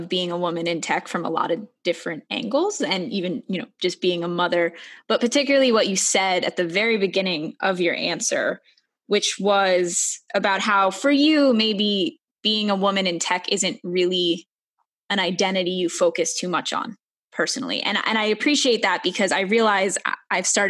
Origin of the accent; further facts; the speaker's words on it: New York City, New York, United States; now in Wisconsin, United States; I am from Brooklyn